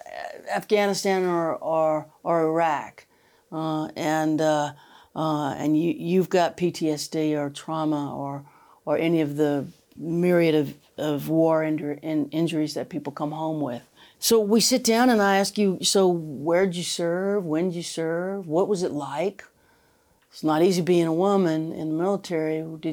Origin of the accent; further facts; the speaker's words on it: the South, United States; I'm not I'm a Southern woman.